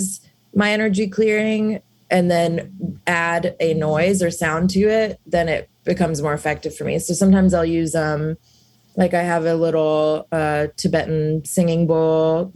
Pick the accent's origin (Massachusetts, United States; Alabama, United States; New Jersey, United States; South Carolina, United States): Alabama, United States; moved away; also born or lived in South India; I grew up in Alabama